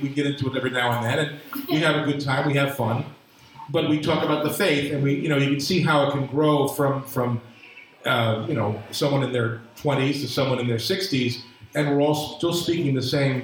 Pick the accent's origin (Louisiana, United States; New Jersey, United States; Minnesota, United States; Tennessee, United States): New Jersey, United States; New Brunswick; moved away as an adult; now in Bucks County, Pennsylvania, United States; I was a sophomore in high school, and I grew up in New Brunswick